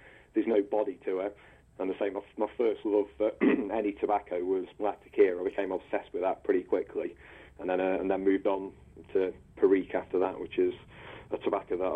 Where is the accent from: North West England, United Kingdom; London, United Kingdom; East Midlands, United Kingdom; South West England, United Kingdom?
East Midlands, United Kingdom; Nottingham; I'm from Nottingham. I'm born and raised in the city sort of thing. I grew up about 7 miles outside of the city on the edge of the countryside on the old coalfield.